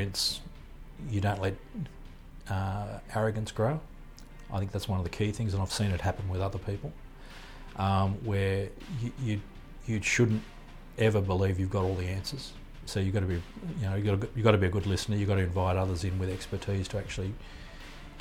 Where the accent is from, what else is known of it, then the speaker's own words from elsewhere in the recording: Sydney, New South Wales, Australia; a boy growing up in Sydney